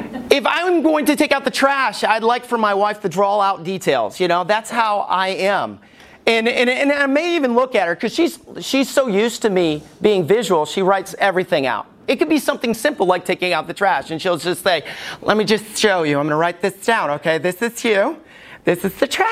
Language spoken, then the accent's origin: English; Alabama, United States; When I was growing up in Alabama